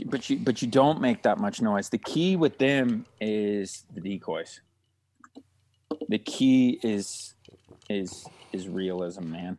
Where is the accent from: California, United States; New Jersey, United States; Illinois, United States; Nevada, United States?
Nevada, United States; Stillwater Marsh; where I grew up hunting in Stillwater Marsh